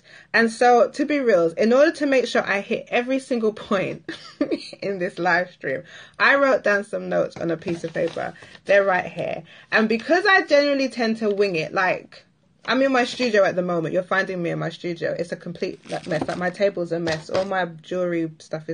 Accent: Barbados; if you're an island girl like myself, I'm from Barbados

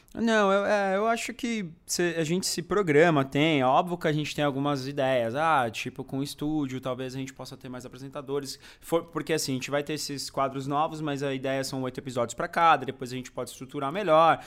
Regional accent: São Bernardo do Campo, São Paulo, Brazil; also born or lived in São Caetano do Sul; now in São Paulo, Brazil; de São Bernardo, uh, região metropolitana, enfim. Nasci lá, morei em São Caetano um tempo

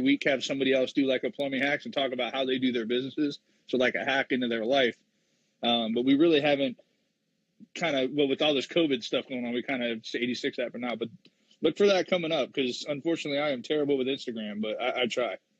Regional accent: St. Petersburg, Florida, United States; I'm from St. Petersburg, Florida.

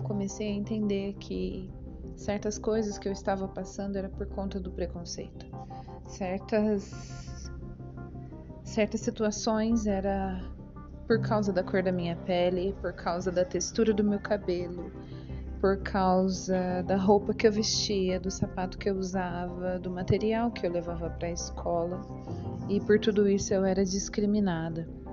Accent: São João da Boa Vista, São Paulo, Brazil; Nasci na Vila Seca, antiga Vila Seca, no bairro do DR, em São João da Boa Vista, interior de São Paulo

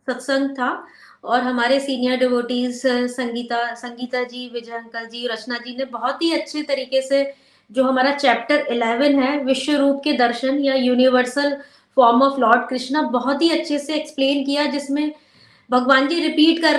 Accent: India; born there; क्योंकि फ्रेंड्स हम सभी लोग हम ब्लेस्ड है भारत में पैदा हुए हैं और पूजा तो हम लोग सभी बचपन से ही करते आ रहे हैं

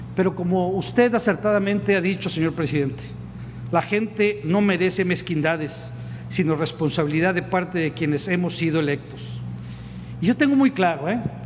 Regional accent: Tamaulipas, Mexico; aquí aquí en mi tierra

